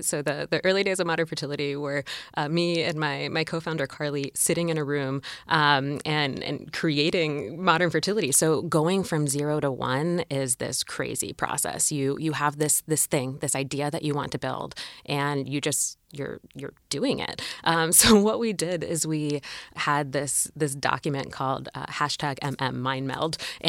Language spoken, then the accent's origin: English; Maryland, United States; I grew up in Maryland in kind of a suburban or rural area.